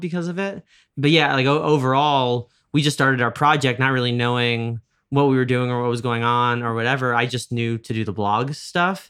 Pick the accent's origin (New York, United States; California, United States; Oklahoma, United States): New York, United States; Westchester; I'm from Westchester